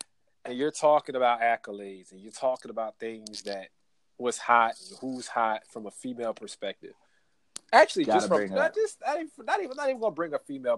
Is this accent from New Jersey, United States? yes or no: yes; New Jersey, United States; now in Atlanta, United States; I'm from Jersey, so I live in Atlanta